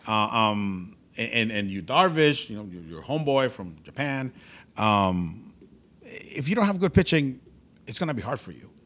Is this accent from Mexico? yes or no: yes; Mexico; now in United States; born and raised in Mexico, but now I am an American citizen because I've lived here for so long